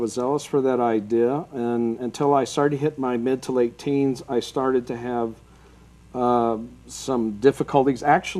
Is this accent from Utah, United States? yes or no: yes; Salt Lake City, Utah, United States; I was raised right here in Salt Lake